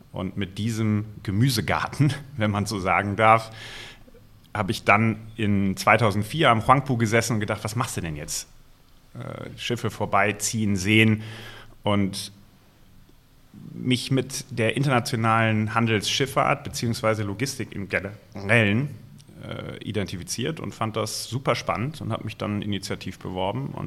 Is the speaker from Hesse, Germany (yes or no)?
yes; Hesse, Germany; Ich bin in der Nähe von Frankfurt aufgewachsen. Der Main diente nicht unbedingt als Inspirationsquelle.